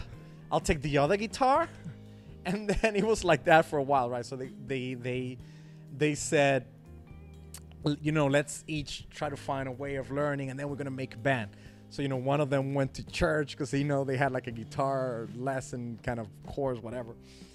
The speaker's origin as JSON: {"language": "English", "country": "Dominican Republic", "tie": "born or raised there", "said": "not, there are a lot of Chinese people in Dominican."}